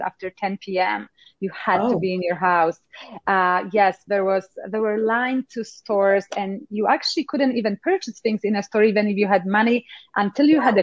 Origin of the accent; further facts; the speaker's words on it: Poland; English is a second language; moved away; I actually grew up in Poland in times of communism.